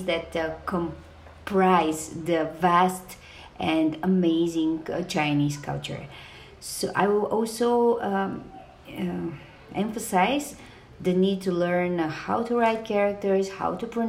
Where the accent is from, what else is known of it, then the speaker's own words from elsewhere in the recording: Bulgaria; moved away as an adult; also born or lived in Beijing, China; I come from Bulgaria